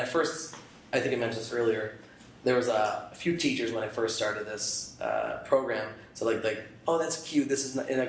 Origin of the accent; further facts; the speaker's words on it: Albany, New York, United States; moved away as an adult; now in Portland, United States; I'm from Albany, New York